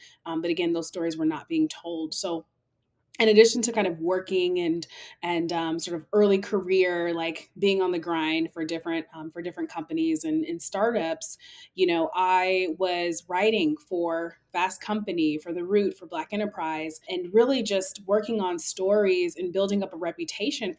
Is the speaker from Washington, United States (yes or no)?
yes; Seattle, Washington, United States; moved away as an adult; also born or lived in New York City; throughout high school, growing up in Seattle, I learned how to code